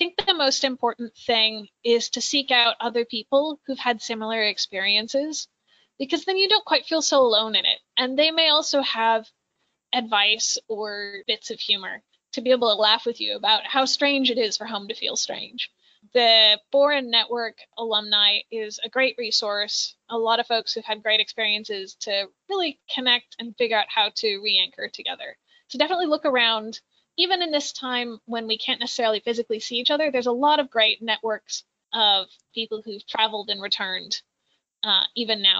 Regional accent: Minnesota, United States; also born or lived in Japan; I'm from Minnesota.

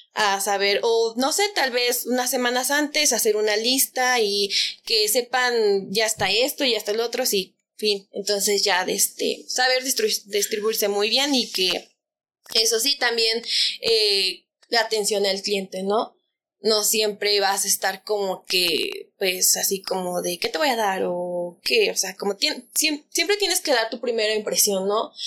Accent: Mexico; como buen mexicano

